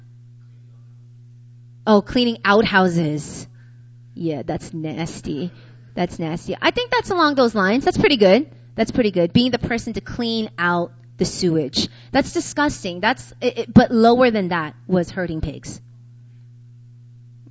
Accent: New York City, New York, United States; I'm from New York

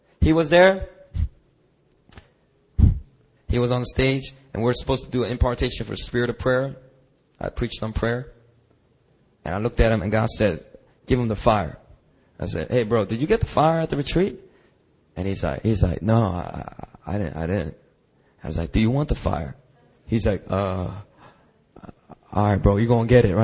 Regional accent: Philadelphia, Pennsylvania, United States; growing up in Philadelphia

